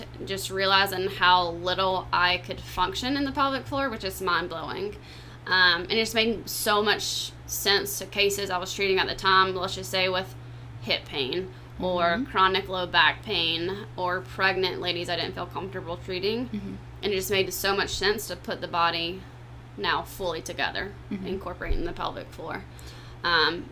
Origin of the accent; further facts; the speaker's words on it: South Carolina, United States; moved away as an adult; also born or lived in Florida; now in Clearwater, United States; I'm not from Florida, so I'm from South Carolina